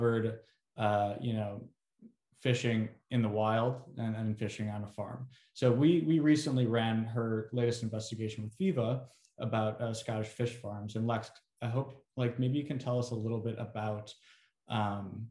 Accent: Chicago, Illinois, United States; I grew up landlocked. I'm from the Midwest, I'm from Chicago

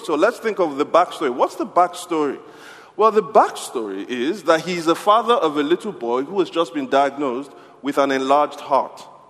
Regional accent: Nigeria; I'm from Nigeria

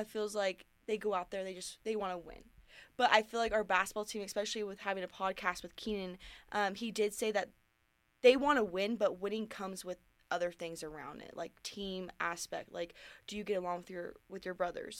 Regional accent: Sacramento, California, United States; moved away as an adult; now in Reno, United States; that's my hometown. Sac, I'm from Sacramento

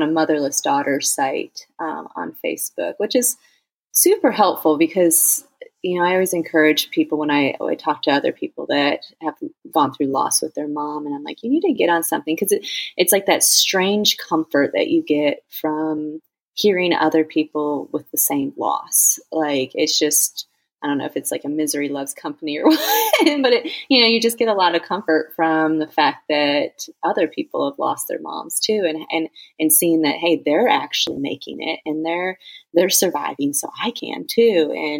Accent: Phoenix, Arizona, United States; now in Georgia, United States; We're originally from Phoenix, Arizona. That's where I had my first two girls. And we moved to Georgia to be with my mom, where, my parents live.

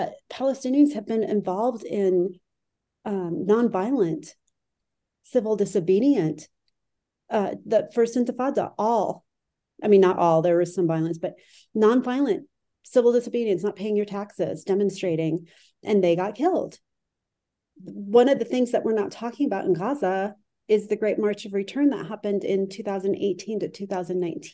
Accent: United States; also born or lived in Lebanon; I'm in a unique position as an American being a civilian in a war

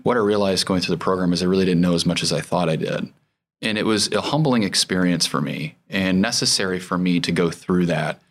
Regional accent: Goshen, Indiana, United States; I was born in Goshen, Indiana.

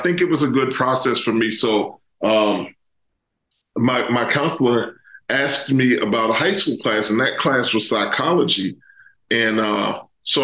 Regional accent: Pittsburgh, Pennsylvania, United States; also born or lived in Maryland; I'm originally from the Pittsburgh area. So that was kind of going back home for me

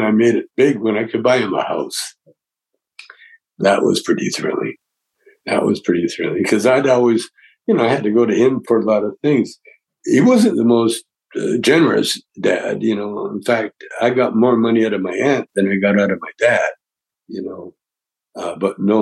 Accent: Calgary, Alberta, Canada; I grew up in Calgary, Alberta, Canada

